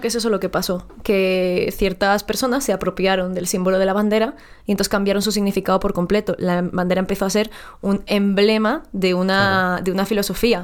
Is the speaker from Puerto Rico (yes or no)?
no; Mexico; now in Madrid, Spain; yo no nací aquí